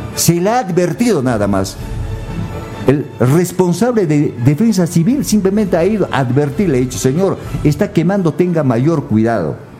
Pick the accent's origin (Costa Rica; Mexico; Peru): Peru; nuestra patria